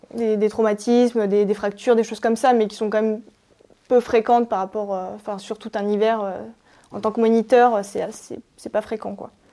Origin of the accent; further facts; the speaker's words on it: Maurienne, Auvergne-Rhône-Alpes, France; Je viens de Maurienne, à euh, Albi-Moron, c'est une petite station euh, à 1600 mètres